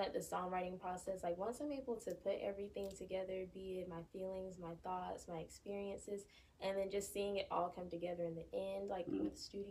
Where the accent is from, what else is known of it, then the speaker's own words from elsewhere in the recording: Warner Robins, Georgia, United States; also born or lived in Fort Valley, Georgia; I'm from Warner Robins, Georgia.